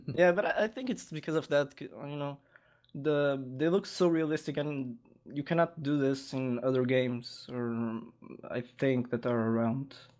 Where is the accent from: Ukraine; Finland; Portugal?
Portugal; Lisbon; I was born in Lisbon and I currently li-, live here